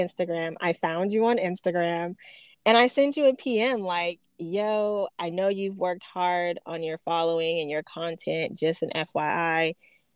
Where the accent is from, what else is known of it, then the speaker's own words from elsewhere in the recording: Phoenix, Arizona, United States; moved away; I'm from Phoenix, Arizona.